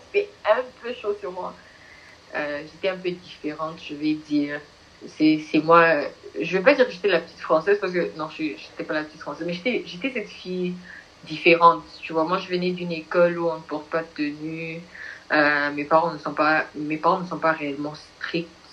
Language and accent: French; Nigeria; je, suis du Nigeria